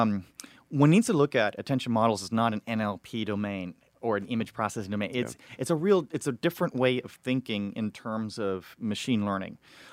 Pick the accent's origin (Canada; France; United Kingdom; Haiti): France; Paris, Île-de-France; So I grew up in Paris and I speak fluent Chinese.